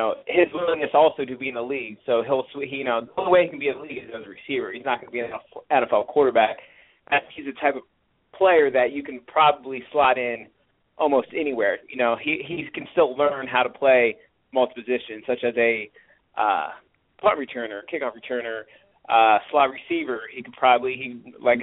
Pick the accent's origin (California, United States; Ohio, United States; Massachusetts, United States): Ohio, United States; Pickerington; I'm from Pickerington, Ohio